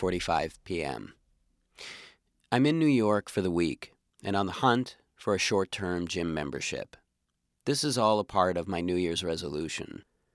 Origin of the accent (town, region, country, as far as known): Canada